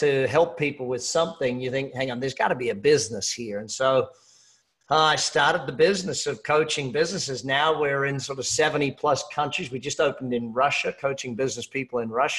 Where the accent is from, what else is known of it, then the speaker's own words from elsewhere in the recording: Australia; I'm Australian